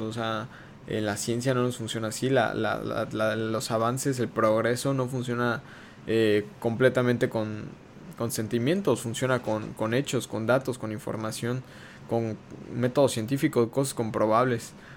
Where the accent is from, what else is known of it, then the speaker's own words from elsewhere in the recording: Mexico; como ciudadanos mexicanos